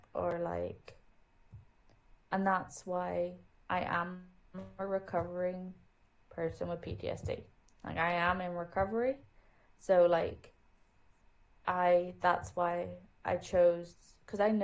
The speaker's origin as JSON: {"language": "English", "country": "Germany", "tie": "born or raised there", "moved": "yes", "said": "I grew up in Germany"}